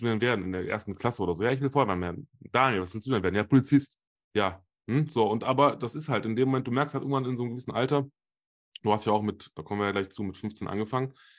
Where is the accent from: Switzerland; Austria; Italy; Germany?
Germany; Solingen, North Rhine-Westphalia; als gebürtiger Solinger, als ehemaliger Footballer in Solingen